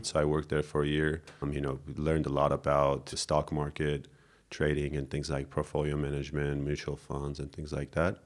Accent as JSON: {"language": "English", "region": "Yerevan", "country": "Armenia", "tie": "born or raised there", "said": "I grew up here in Yerevan"}